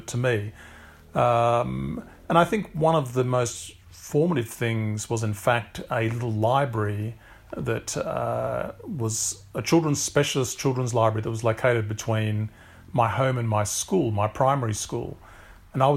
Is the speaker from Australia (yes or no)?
yes; Canberra, Australian Capital Territory, Australia; I grew up in Canberra, which is the federal capital of Australia.